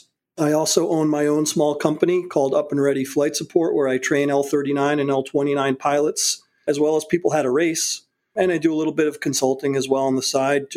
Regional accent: North Haven, Connecticut, United States; moved away as an adult; Yes, born and raised in North Haven, Connecticut.

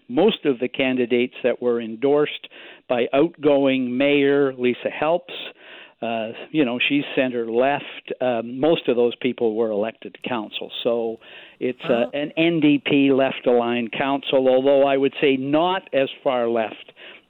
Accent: Victoria, British Columbia, Canada; my hometown, Victoria

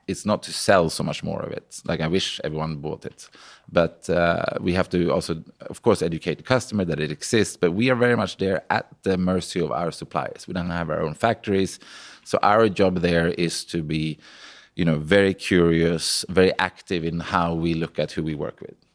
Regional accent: Sweden; moved away as an adult; I came from Sweden. I had, like, no connections, you know, from a pig farm

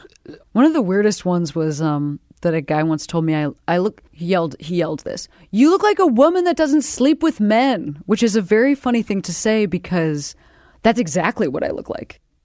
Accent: Midwest, United States; I'm from the Midwest

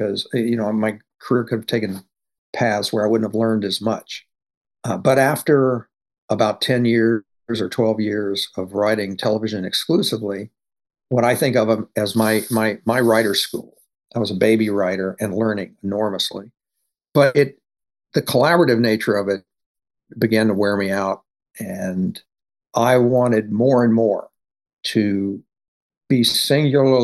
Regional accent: Louisiana, United States; moved away as an adult; now in Los Angeles, United States; I'm from Louisiana, where I began as a short story writer

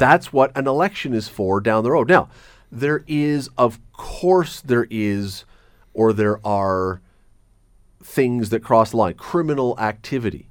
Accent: Toronto, Ontario, Canada; now in Hamilton, Canada; I grew up in Toronto

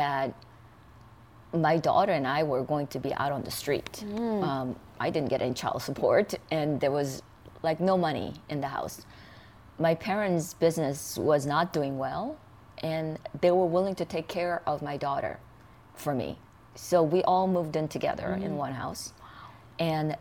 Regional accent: South Korea; English is a second language; moved away as an adult; now in United States; I grew up in South Korea

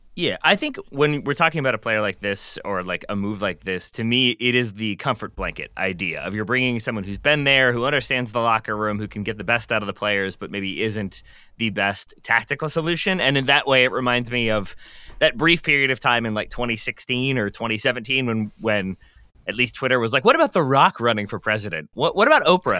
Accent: Richmond, Virginia, United States; I'm from Richmond.

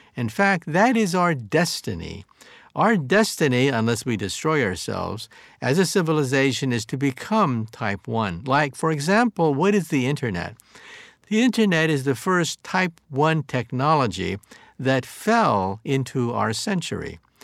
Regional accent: San Jose, California, United States; also born or lived in Palo Alto, California; was born in San Jose before it became the, the, the heartland of Silicon Valley.

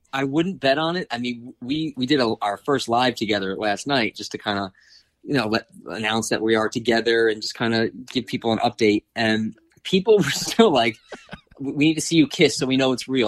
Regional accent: East Coast, United States; now in Los Angeles, United States; we're both from the East Coast, living on the West Coast together.

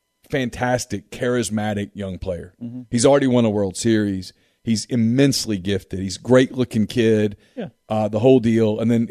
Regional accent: Ruston, Louisiana, United States; When I was a kid growing up in Ruston, Louisiana

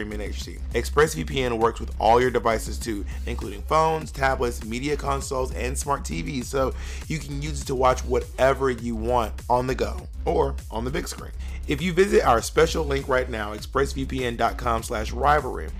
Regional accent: Columbus, Georgia, United States; also born or lived in Atlanta; I was born in Columbus, Georgia

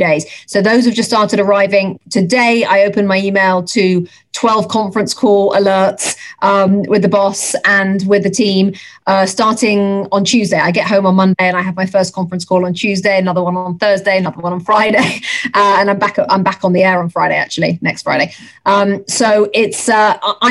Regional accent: England, United Kingdom; accent: English; moved away as an adult; now in United States; an English accent and to be accepted the way I have been accepted

